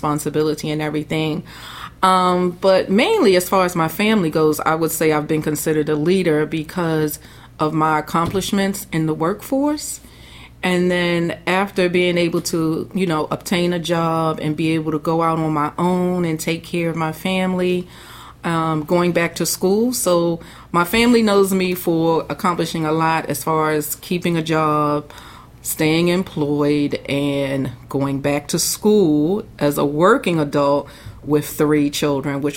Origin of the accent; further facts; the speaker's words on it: Baltimore, Maryland, United States; I grew up in Baltimore City in Murphy Homes